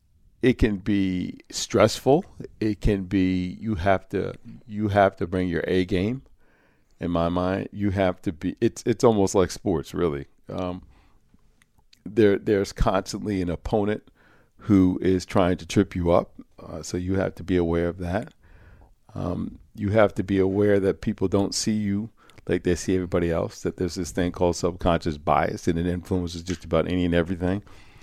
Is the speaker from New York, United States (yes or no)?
yes; Croton, New York, United States; But Croton was 99.9% Caucasian, working class, small segment of upper class, mostly working class and middle class, and there were a few African-American families in the community.